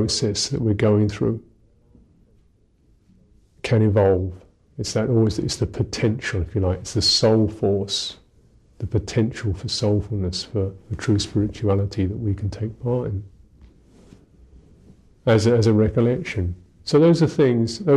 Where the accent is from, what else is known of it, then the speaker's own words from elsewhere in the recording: London, United Kingdom; I'm English, I am 48, I was born in London